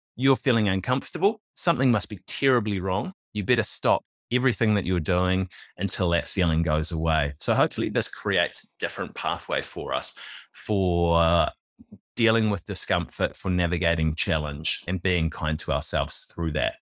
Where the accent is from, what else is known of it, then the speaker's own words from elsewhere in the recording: New Zealand; I was born in New Zealand in nineteen eighty-three, and like many Kiwi males born around that time and earlier